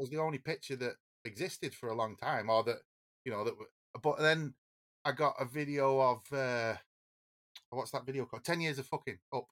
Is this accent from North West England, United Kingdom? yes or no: yes; Oldham, North West England, United Kingdom; we're from Oldham